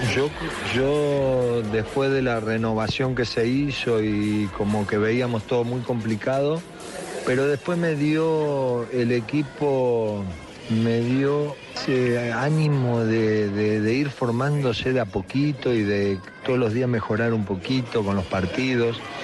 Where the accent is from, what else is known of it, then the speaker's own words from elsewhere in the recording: Argentina; somos argentinos